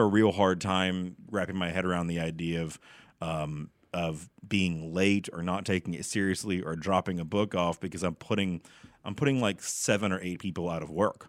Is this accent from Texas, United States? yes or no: yes; Garland, Texas, United States; I'm from Garland. I'm a, I'm a hometown boy here